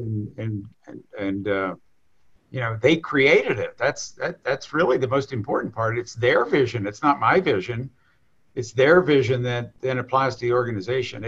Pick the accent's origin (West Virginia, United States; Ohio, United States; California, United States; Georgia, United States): West Virginia, United States; southern; So I grew up in southern West Virginia, in a little coal mining town